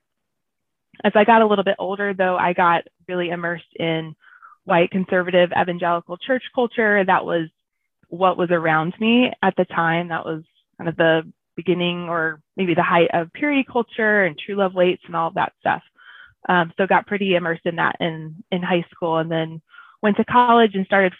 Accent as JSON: {"language": "English", "region": "Southeast Georgia", "country": "United States", "tie": "born or raised there", "said": "I grew up in Southeast Georgia in a small town"}